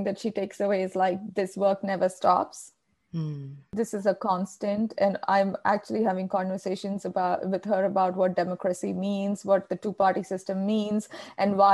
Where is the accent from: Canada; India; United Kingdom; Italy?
India; Kerala; accent: Indian; first language Malayalam; English is a second language; moved away as an adult; also born or lived in Australia; now in United States; I've lived in the United States for more than a decade, but I still hold on to my Indian accent.